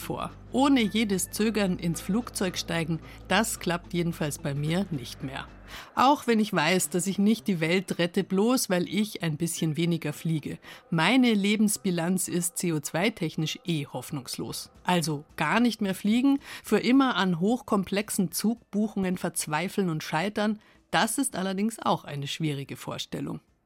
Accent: Munich, Bavaria, Germany; bei uns in München

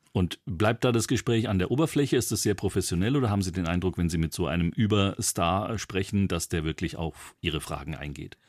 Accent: Bavaria, Germany; wie man bei uns in Bayern sagt

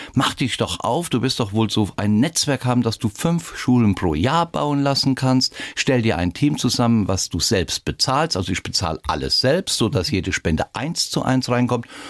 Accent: Rhineland-Palatinate, Germany; mich ausbilden lassen in meiner Heimat in Rheinland-Pfalz zum Piloten

